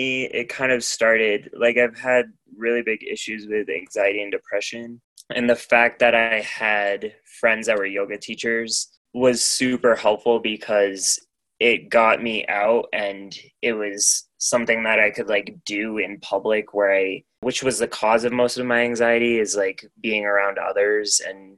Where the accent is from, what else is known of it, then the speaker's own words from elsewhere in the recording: Maine, United States; moved away as an adult; also born or lived in Portland, Maine; now in Denver area, United States; my hometown, I basically like grew up on the foot of a mountain